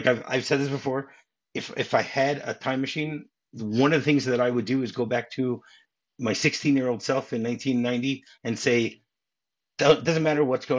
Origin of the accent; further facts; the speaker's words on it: Michigan, United States; I grew up in Michigan.